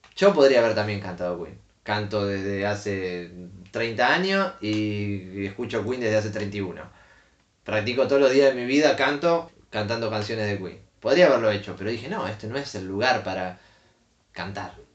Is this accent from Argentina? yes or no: yes; Argentina